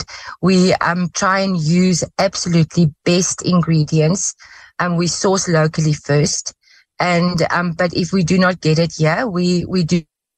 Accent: South Africa; Yes, as every South African girl, I did grow up with potpourri.

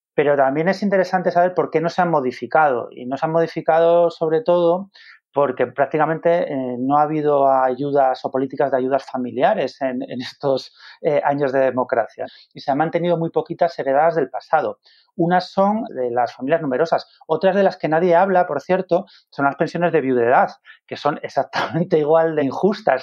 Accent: Spain

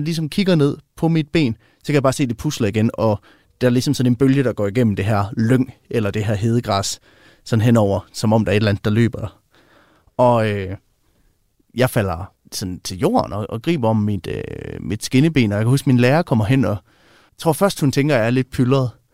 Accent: West Jutland, Central Denmark Region, Denmark; jeg er opvokset ude i Vestjylland

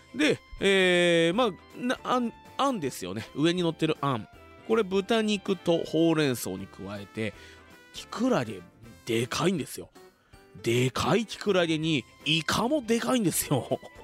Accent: Fuji, Shizuoka, Japan; 生まれも育ちも静岡県富士市

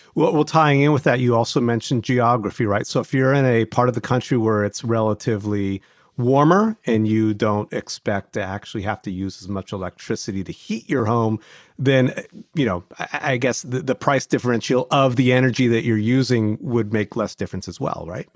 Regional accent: Ohio, United States; I grew up in Ohio.

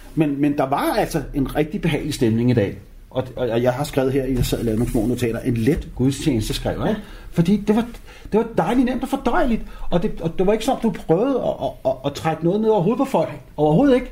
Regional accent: Copenhagen, Capital Region of Denmark, Denmark; jeg voksede op i København K

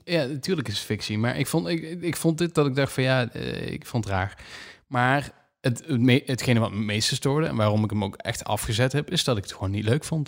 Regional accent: Netherlands; als Nederlanders

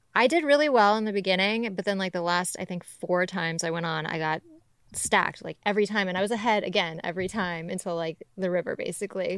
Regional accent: Georgia, United States; also born or lived in Ventura, California / Costa Rica; now in Los Angeles, United States; I was born in Ventura, but I grew up in Georgia.

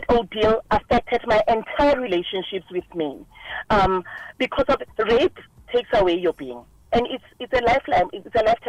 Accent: Soweto, Gauteng, South Africa; I'm originally from Soweto

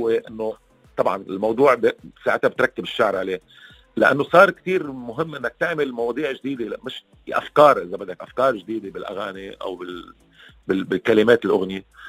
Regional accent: Lebanon; معنا كلبنانيه

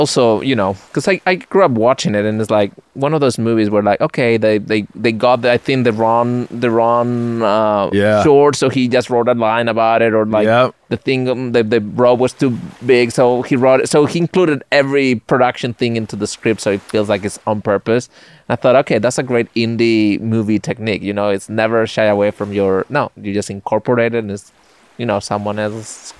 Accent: northwest Spain, Spain; English is a second language; now in United States; You should go to my hometown. It's like in the northwest. It's a small town.

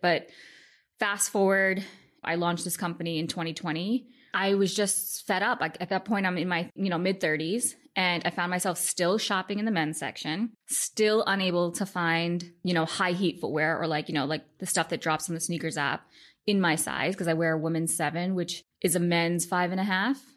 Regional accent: New York City, New York, United States; growing up in Queens

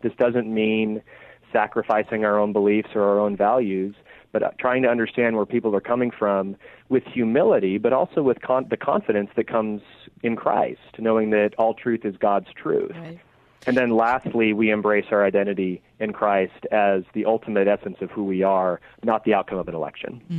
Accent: Oregon, United States; I'm from Oregon, so I'm an Oregon Ducks fan

